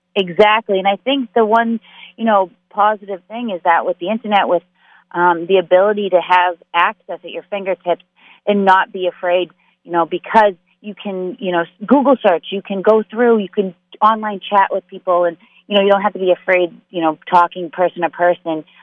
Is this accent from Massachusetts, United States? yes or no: yes; Massachusetts, United States; I am from Massachusetts, born and raised